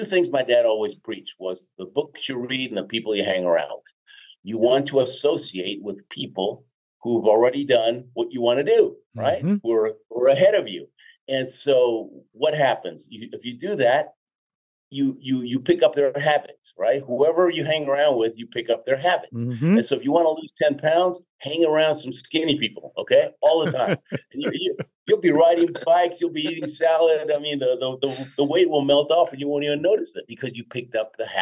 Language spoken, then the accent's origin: English; Houston, Texas, United States; moved away as an adult; also born or lived in Argentina / Jackson Heights, Queens, New York; now in Colorado, United States; Then most of my life in Houston